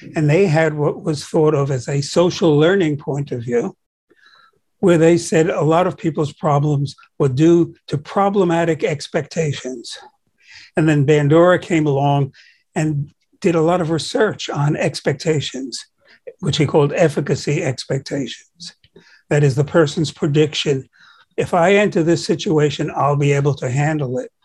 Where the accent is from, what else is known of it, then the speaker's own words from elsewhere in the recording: New York City, New York, United States; I grew up in Brooklyn